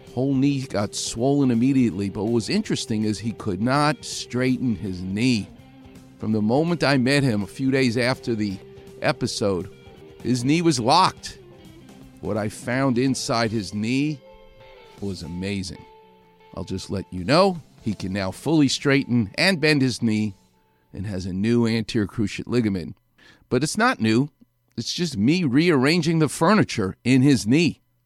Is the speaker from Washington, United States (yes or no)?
no; New York City, New York, United States; I'm from New York City.